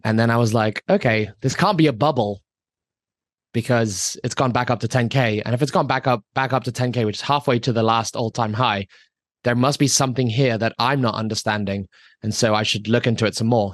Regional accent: Hong Kong; I grew up in Hong Kong. I lived in Hong Kong for twenty-five years.

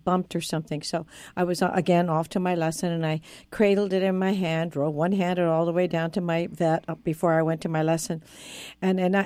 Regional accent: California, United States; born or raised there; now in New York City, United States

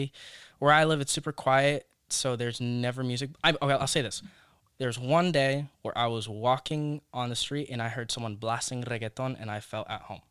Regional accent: Chelsea, United States; dude. I grew up in Chelsea.

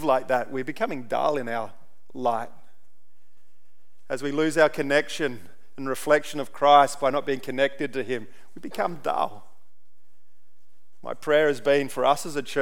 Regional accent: Central Australia, Australia; also born or lived in Papua New Guinea; growing up in Central Australia

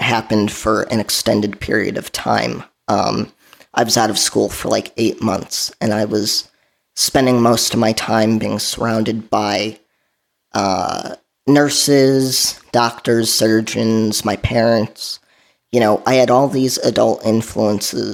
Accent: southwest suburbs of Chicago, Illinois, United States; So I grew up in the Chicagoland area. I grew up in the southwest suburbs of Chicago

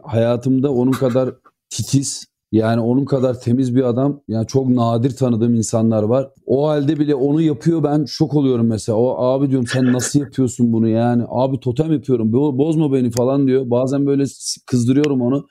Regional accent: İzmir, Turkey; ben İzmir doğma büyümeyim

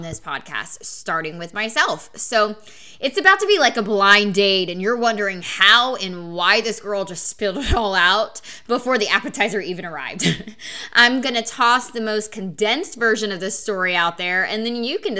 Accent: Oklahoma, United States; born or raised there

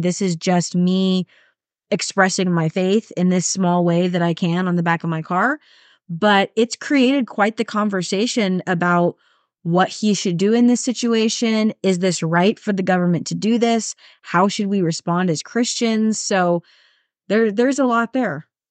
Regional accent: United States; as Americans

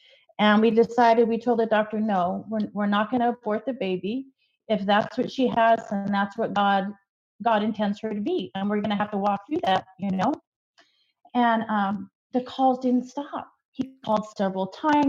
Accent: Las Vegas, Nevada, United States; I grew up in Las Vegas, Nevada, and I was born there as well.

